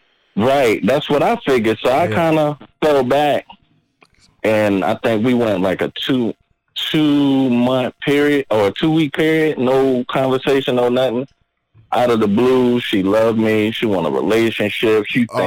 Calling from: Virginia, United States; I'm …. I'm from Virginia.

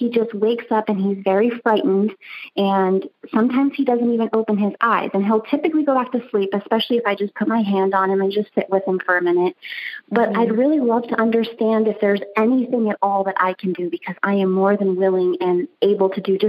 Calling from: Texas, United States; I'm calling from Kima, Texas today

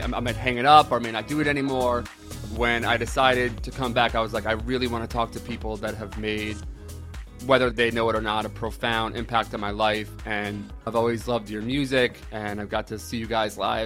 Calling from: Ramsey, New Jersey, United States; I'm calling in from Mahwah today, right next to, I'm technically in Ramsey

